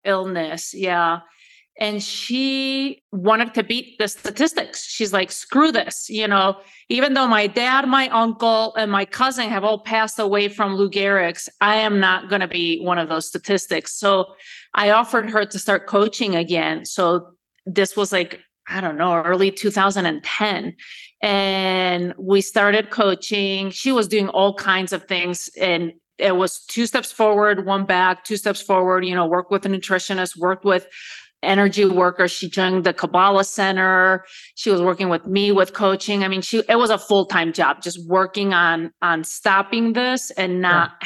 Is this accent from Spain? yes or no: yes; Spain; moved away as an adult; also born or lived in United States; Born and raised in Spain, Spanish father, American mother.